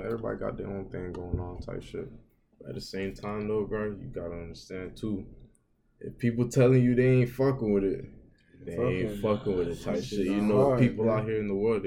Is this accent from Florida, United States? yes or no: yes; Florida, United States; I'm from Florida, I've always been here